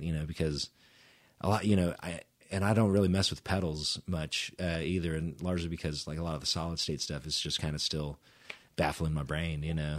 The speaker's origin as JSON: {"language": "English", "town": "Edmond", "region": "Oklahoma", "country": "United States", "tie": "born or raised there", "also_born_or_lived": "Houston, Texas", "said": "we moved up to Edmond when I was in, like, kindergarten, so then I, you know, I grew up in Edmond, went to school at Edmond Memorial"}